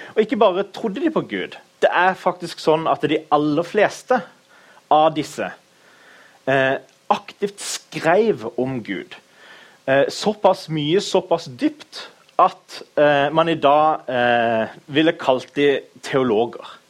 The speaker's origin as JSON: {"language": "Norwegian", "town": "Kristiansand", "region": "Agder", "country": "Norway", "tie": "born or raised there", "said": "Jeg er fra Kristiansand, født og oppvokst."}